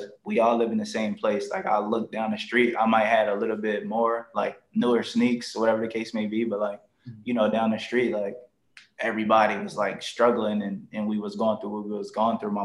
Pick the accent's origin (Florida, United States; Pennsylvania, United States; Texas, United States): Pennsylvania, United States; Philadelphia; I'm from North Philadelphia, a section called Badlands